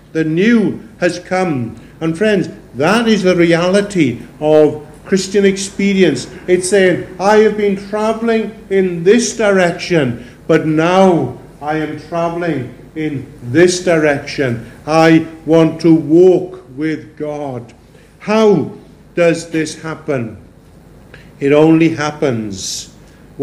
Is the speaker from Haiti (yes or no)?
no; Pembrokeshire, Wales, United Kingdom; Growing up in Pembrokeshire, they used to say, there's none so blind as them as won't see.